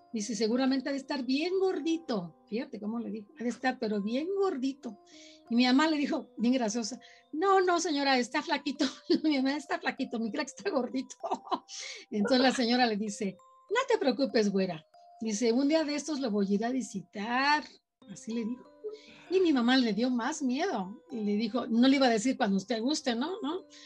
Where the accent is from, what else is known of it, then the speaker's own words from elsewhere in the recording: Tula de Allende, Hidalgo, Mexico; la ciudad donde yo, donde yo viví, donde yo nací